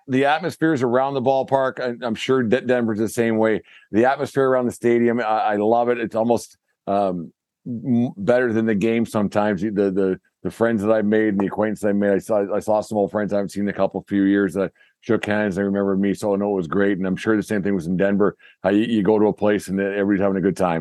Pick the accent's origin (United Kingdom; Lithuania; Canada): Canada; Being Canadian